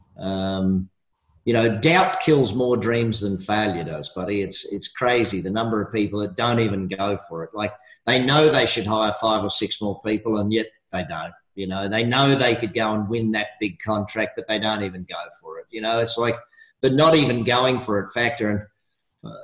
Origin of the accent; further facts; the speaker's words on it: Australia; I'm an Australian